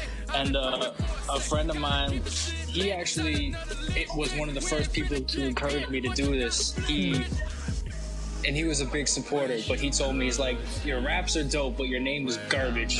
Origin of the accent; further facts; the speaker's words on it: Toronto area, Ontario, Canada; also born or lived in Oakville / Mississauga / Brampton; grew up in a couple of the cities around Toronto, Oakville, Mississauga, Brampton